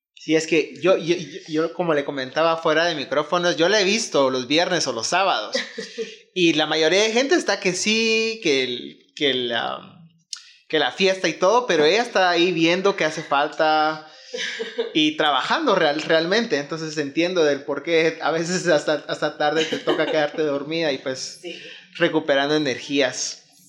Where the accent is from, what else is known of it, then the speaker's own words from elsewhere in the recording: Guatemala; siendo todos guatemaltecos